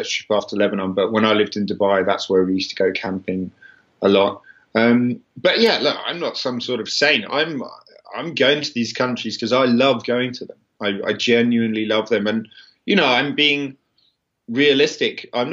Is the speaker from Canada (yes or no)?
no; Kent, South East England, United Kingdom; also born or lived in London; we lived in Kent, which is called the Garden of England